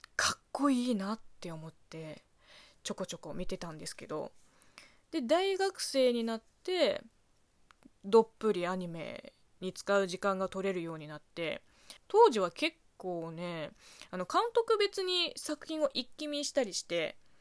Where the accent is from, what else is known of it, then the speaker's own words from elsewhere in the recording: China; Japanese is a second language; moved away as an adult; also born or lived in Beijing; now in Japan; 中国生まれ中国育ちの私